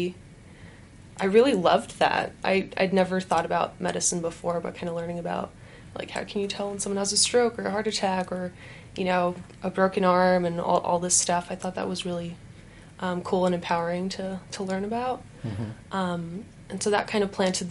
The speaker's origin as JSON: {"language": "English", "town": "Los Angeles", "region": "California", "country": "United States", "tie": "born or raised there", "also_born_or_lived": "Ukraine", "moved": "as an adult", "lives_now": "Utah, United States", "said": "I grew up in the LA area, kind of moved around a little bit, but grew up there, went to college there, and then moved to Utah"}